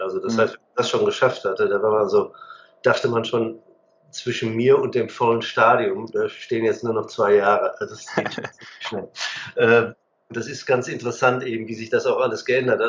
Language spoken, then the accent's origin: German; Hagen, North Rhine-Westphalia, Germany; ich bin in der Stadt Hagen groß geworden, am Rande des Sauerlands.